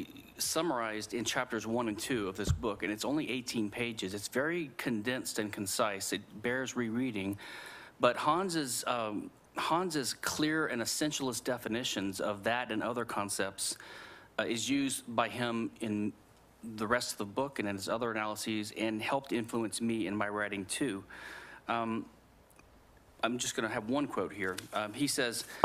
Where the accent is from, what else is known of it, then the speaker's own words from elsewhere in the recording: Louisiana, United States; I'm from Louisiana